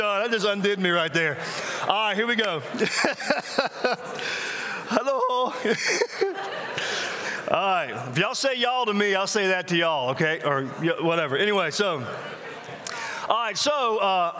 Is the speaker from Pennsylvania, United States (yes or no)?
no; Mississippi, United States; now in South Carolina, United States; I'm actually from, I live in South Carolina now, but I'm actually from Mississippi.